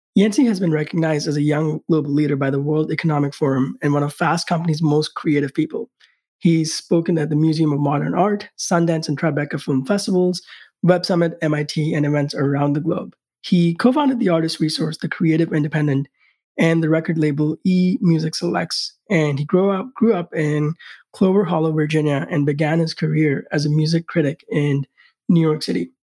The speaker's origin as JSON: {"language": "English", "country": "India", "tie": "born or raised there", "moved": "yes", "said": "growing up in India"}